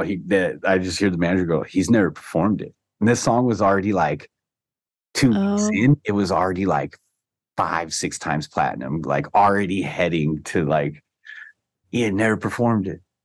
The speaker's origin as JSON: {"language": "English", "area": "Orange County", "region": "Southern California", "country": "United States", "tie": "born or raised there", "said": "I come from Orange County. You know, uh, you know, I'm the first one of my whole family born here in Southern California"}